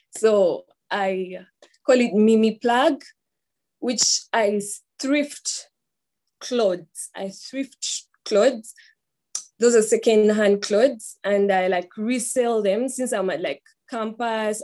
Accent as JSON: {"language": "English", "country": "Uganda", "said": "I am from Uganda"}